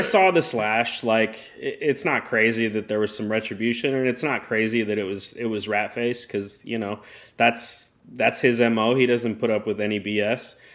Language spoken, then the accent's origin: English; United States; I'm an American and my dad's Canadian